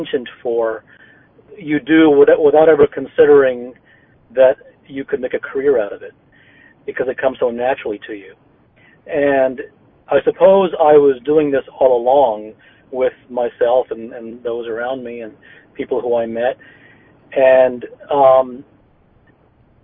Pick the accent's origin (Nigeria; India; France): India; I was born in India